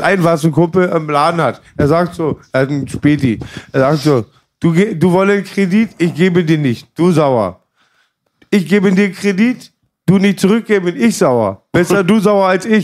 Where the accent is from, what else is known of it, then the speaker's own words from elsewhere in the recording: Germany; Als Deutscher